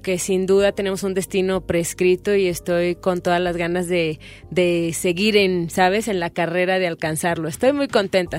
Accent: Mexico City, Mexico; Yo también soy de Coyoacán

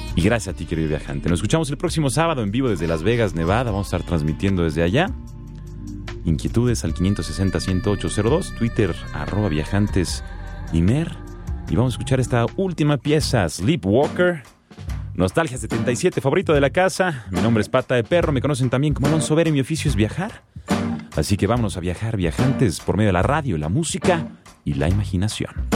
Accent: Greece; es Grecia mi país de origen.

